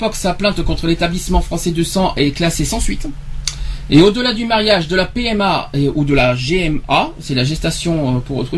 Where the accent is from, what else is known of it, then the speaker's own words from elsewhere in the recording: France; chez nous en France